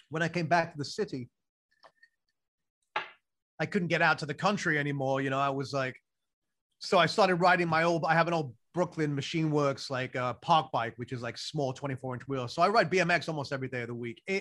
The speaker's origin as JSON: {"language": "English", "region": "England", "country": "United Kingdom", "tie": "born or raised there", "said": "I grew up in England and I love the place. And like, I still think of England as home"}